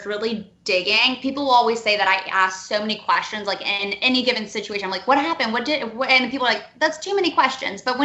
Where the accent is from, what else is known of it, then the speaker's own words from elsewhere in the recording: Cleveland, Ohio, United States; also born or lived in Nashville / New York; now in Atlanta, United States; I'm from Cleveland originally